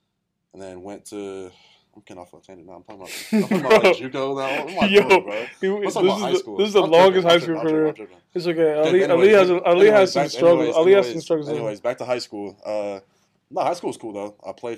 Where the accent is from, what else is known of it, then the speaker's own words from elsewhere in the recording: Northside Hospital, Georgia, United States; I was born in Northside Hospital.